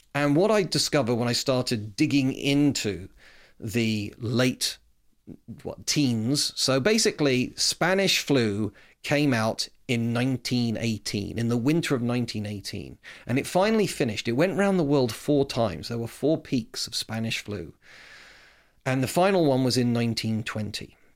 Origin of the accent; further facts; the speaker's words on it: United Kingdom; I'm proud Brit